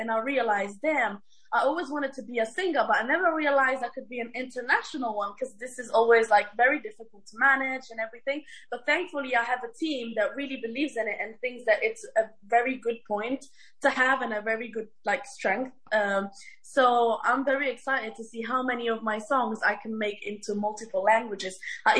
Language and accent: English; Italy; also born or lived in Morocco (family origin); now in London, United Kingdom; growing up in Italy, I didn't feel like I really belonged there. Probably because in the little town I was living, I was such a diversity. I was so different from everybody there that I felt like, even though I was born here, I don't feel Italian.